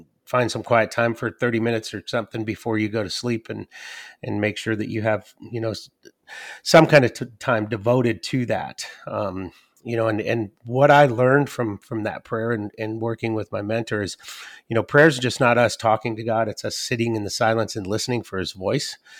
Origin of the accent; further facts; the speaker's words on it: the Northwest, Pacific Northwest, United States; moved away as an adult; also born or lived in Athens, Ohio / Georgia; after eighteen years of absence, I came back to the Northwest